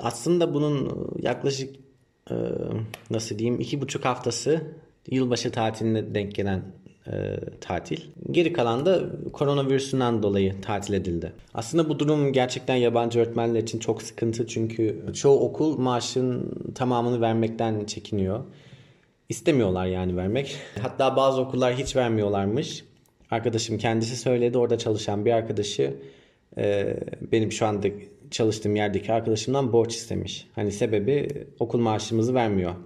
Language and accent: Turkish; Ankara, Turkey; moved away as an adult; also born or lived in Giresun; now in Vietnam; 1992 Ankara doğumluyum.